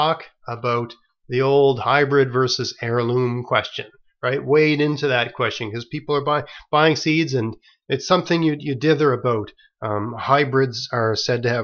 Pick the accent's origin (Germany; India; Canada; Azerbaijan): Canada; the Maritimes, Nova Scotia; I'm from the Maritimes, and here in this part of the world